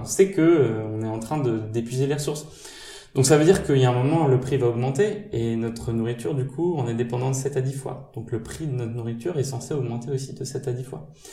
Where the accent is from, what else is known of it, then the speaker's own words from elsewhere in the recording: Normandy, France; moved away as an adult; also born or lived in Châtenay-Malabry; je suis de Normandie